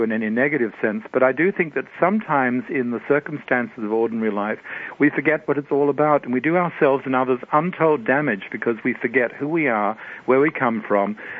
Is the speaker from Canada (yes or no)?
no; Australia; now in United States; I wasn't born in this country, of course. I was born in Australia.